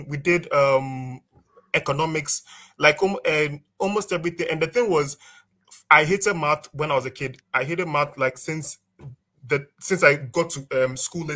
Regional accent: Ashanti, Ghana; first language Twi; English is a second language; That's like my ethnic group, because I come from the Ashanti region.

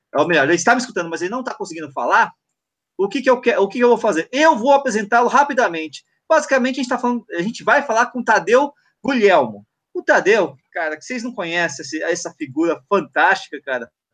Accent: São Paulo, Brazil; São Paulo, que é minha cidade natal

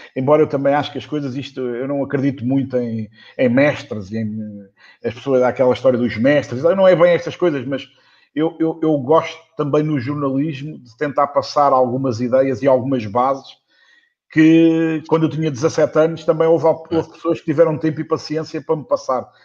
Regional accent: Portugal; o português, somos portugueses

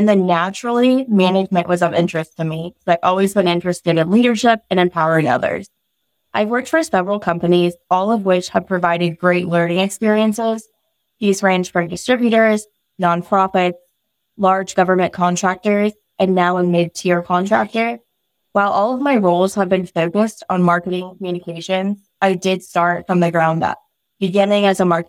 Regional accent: Virginia, United States; also born or lived in Mountain View, United States; I was born in Mountain View, California, home of Google headquarters, and moved around a good bit throughout my childhood, eventually landing in Southern Virginia, in the Hampton Roads area.

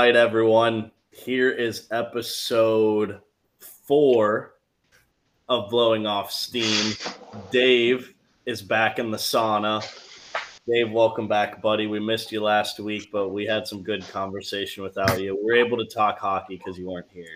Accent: Cleveland, Ohio, United States; my hometown Browns.

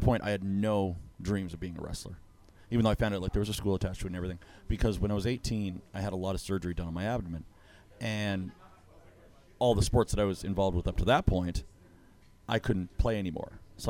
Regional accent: Ottawa, Ontario, Canada; I'm originally from Ottawa, Ontario

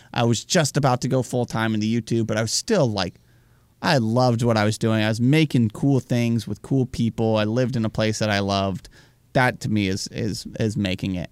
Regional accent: United States; as an American

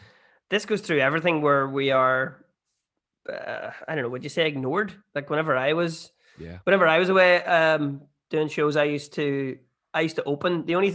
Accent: Ireland; I would be like, I'm from Ireland. And they're like, you don't sound like you're from Ireland.

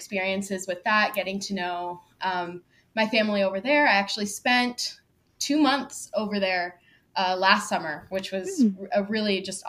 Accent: Houston, Texas, United States; born there; Yeah, so I was born in Houston, Texas, like Beyonce. a lot of my growing up, I moved quite a lot.

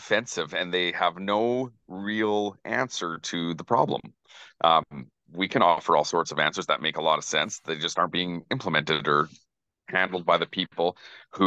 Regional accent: Alberta, Canada; now in British Columbia, Canada; I'm actually from Alberta

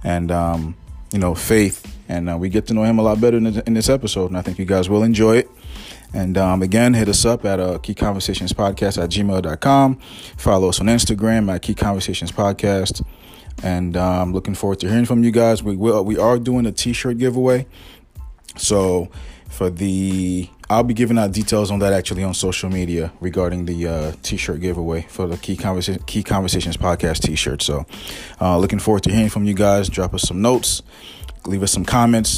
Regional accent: Connecticut, United States; also born or lived in Haiti / Brooklyn, New York; I'm from CT, from Connecticut. I wasn't born and raised there. I was born in Haiti. I came here when I was like maybe 10 or 11 maybe, so I'm 41 now, so been here most of my life

